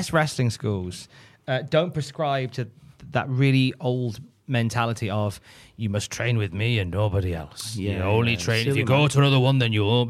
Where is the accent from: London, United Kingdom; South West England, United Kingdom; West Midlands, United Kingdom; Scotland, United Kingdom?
West Midlands, United Kingdom; I'm from the West Midlands